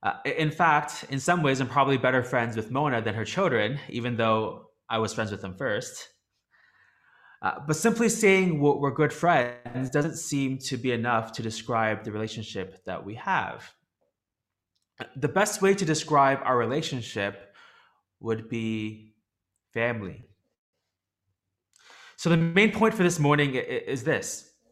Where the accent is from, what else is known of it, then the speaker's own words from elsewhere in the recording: Toronto, Ontario, Canada; now in Hong Kong; I'm originally from Toronto in Canada, but even though I'm in Hong Kong and my friend's still in Toronto, we still stay in touch here.